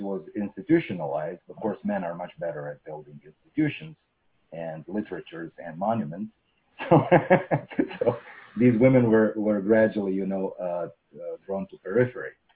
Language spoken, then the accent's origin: English; Russia